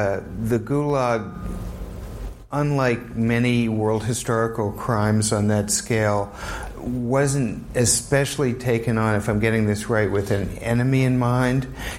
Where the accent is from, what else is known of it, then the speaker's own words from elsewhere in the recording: New Orleans, Louisiana, United States; now in New York, United States; my hometown of New Orleans just removed three statues. My current hometown of New York